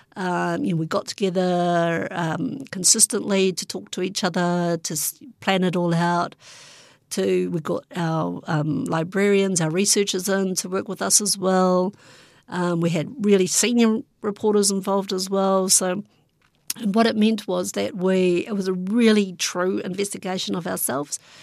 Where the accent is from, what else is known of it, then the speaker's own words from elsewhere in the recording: Hastings, Hawke's Bay, New Zealand; moved away; I also grew up in Hastings